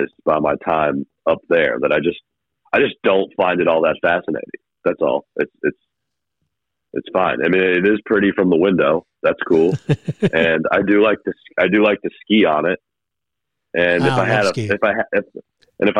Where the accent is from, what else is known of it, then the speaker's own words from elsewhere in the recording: Hickory, North Carolina, United States; growing up in Hickory